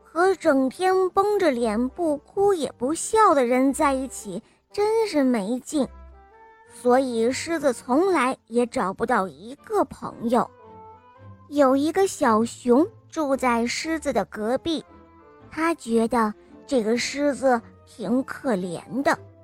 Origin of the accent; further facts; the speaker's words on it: Hangzhou, Zhejiang, China; 我四岁了，我来自杭州